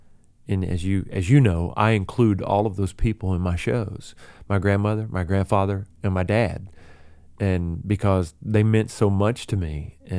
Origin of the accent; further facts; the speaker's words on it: the South, United States; we're all from the South. We have that same Southern sensibility and that Southern wit and that laid back sort of style.